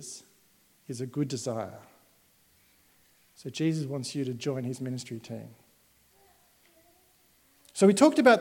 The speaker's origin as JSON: {"language": "English", "country": "Australia", "said": "as modern Australian readers"}